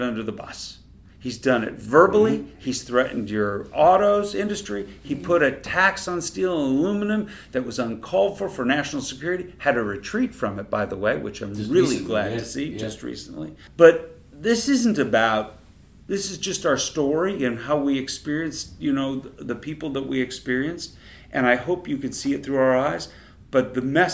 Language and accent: English; United States; as an American who came up and worked with Justin Trudeau